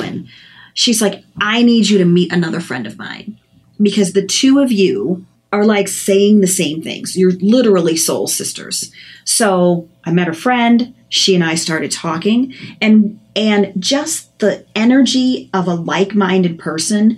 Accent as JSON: {"language": "English", "town": "Chicago", "region": "Illinois", "country": "United States", "moved": "yes", "lives_now": "Minnesota, United States", "said": "I'm from Chicago"}